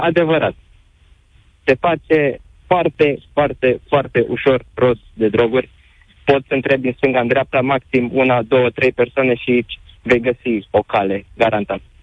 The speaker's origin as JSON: {"language": "Romanian", "town": "Reșița", "region": "Caraș-Severin County", "country": "Romania", "said": "sunt din Reșița"}